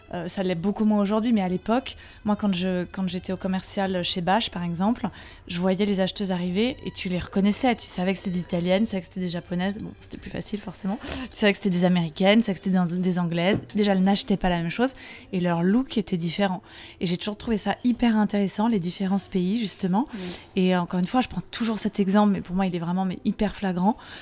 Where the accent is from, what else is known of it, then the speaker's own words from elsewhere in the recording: Saint-Cloud, Île-de-France, France; les Parisiens diraient que je viens pas de Paris, parce que j'ai longtemps vécu dans le 92, à côté de Saint-Cloud